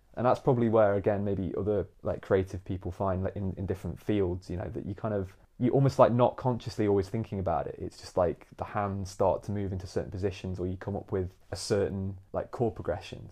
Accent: Nottingham, East Midlands, United Kingdom; moved away as an adult; also born or lived in London; now in St Albans, United Kingdom; I'm from Nottingham originally, so from the East Midlands

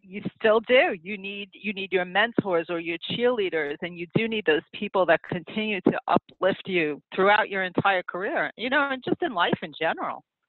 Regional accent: New York City, New York, United States; also born or lived in Long Island; I grew up in Queens

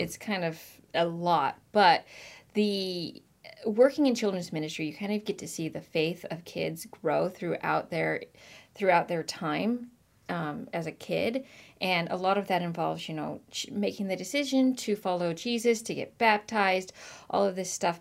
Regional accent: Marysville, Washington, United States; also born or lived in Virginia; I actually grew up in Washington, in Marysville, Washington

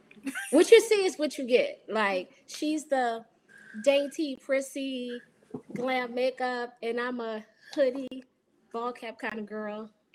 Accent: New Orleans, Louisiana, United States

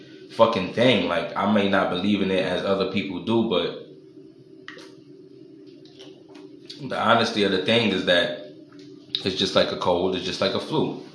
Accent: New York City, New York, United States; I'm from New York

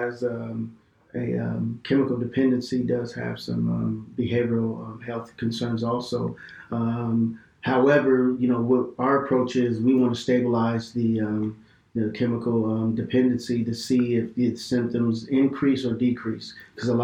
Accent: Bakersfield, California, United States; moved away as an adult; now in Fresno, United States; I grew up in Bakersfield, California

